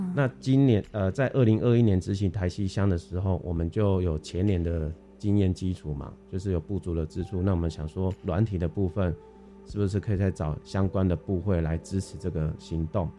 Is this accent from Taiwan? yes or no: yes; Tainan, Taiwan; 像我本身是台南人